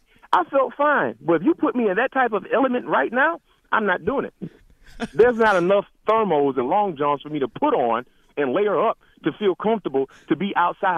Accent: the South, United States; I'm from the South

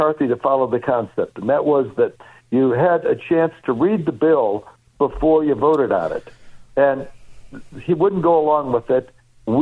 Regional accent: Chicago, Illinois, United States; I grew up in Chicago

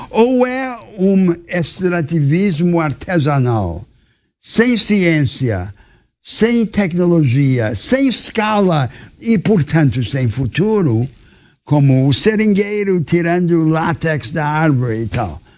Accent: Amazonas, Brazil; a população da Amazônia acha essa ideia ridícula e, e sou amazonense

